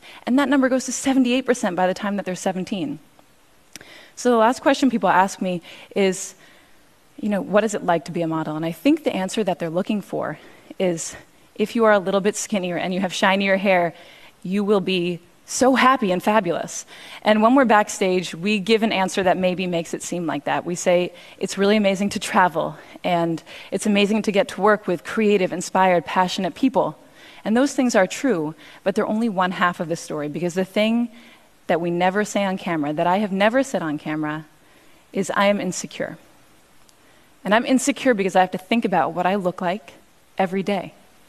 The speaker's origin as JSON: {"language": "English", "town": "Cambridge", "region": "Massachusetts", "country": "United States", "tie": "born or raised there", "said": "I grew up in Cambridge, and one time I went into a store and I forgot my money and they gave me the dress for free."}